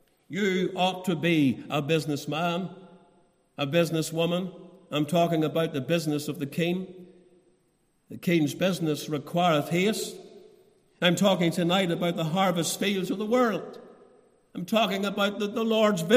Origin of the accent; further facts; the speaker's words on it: Portadown, Northern Ireland, United Kingdom; moved away as an adult; now in Ballymoney, United Kingdom; growing up in the Portadown Church as a young man